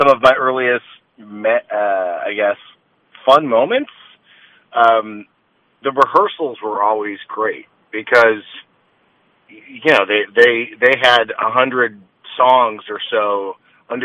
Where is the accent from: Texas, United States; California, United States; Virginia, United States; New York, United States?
California, United States; Los Angeles; I grew up in Los Angeles